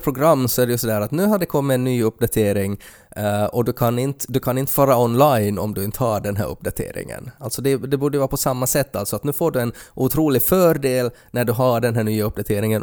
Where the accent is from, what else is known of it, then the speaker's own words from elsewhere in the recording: Finland; som finländare